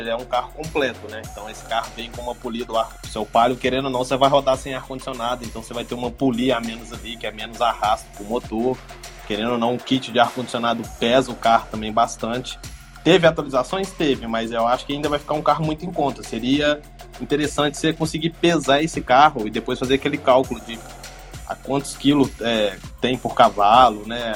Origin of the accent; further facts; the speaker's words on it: Belo Horizonte, Minas Gerais, Brazil; moved away; da minha cidade, lá, Belo Horizonte